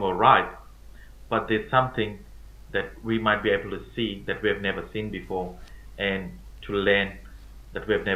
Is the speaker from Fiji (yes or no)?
yes; Fiji; now in Port Pirie, Australia; I come from Fiji, which is a small Pacific island. And I've moved to Australia in 2011